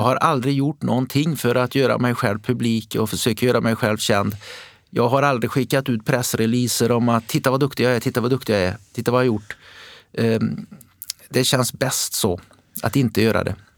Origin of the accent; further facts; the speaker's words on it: Västergötland, Västra Götaland, Sweden; i vår region, där jag kom ifrån, Västergötland